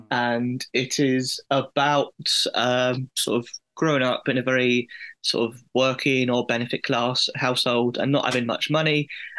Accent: Watford, East of England, United Kingdom; I grew up near Watford.

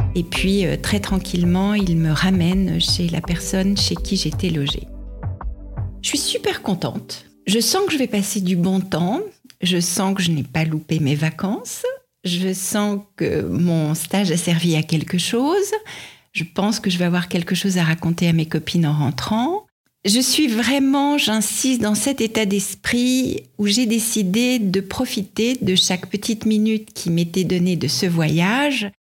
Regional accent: France; quand on vient de France

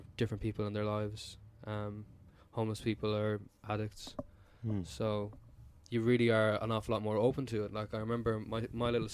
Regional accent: Dublin, Leinster, Ireland; also born or lived in Mayo; we're the only ones who were actually born in Dublin.

